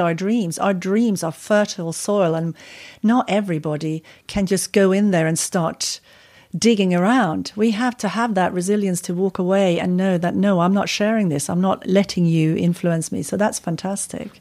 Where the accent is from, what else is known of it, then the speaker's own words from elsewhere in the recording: Sweden; moved away as an adult; also born or lived in California, United States; now in United Kingdom; I'm from Sweden. It's cold